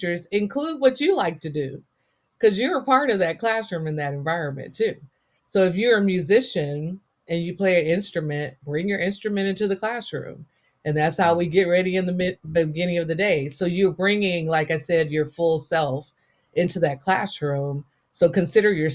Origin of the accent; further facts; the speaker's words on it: the Bay Area, California, United States; first language English; I am from the Bay Area. Berkeley, San Francisco, and Oakland, California are the roots that raised me